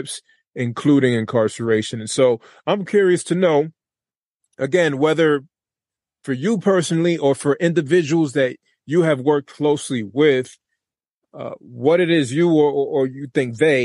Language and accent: English; Lawrence, Massachusetts, United States; I'm from Lawrence, Massachusetts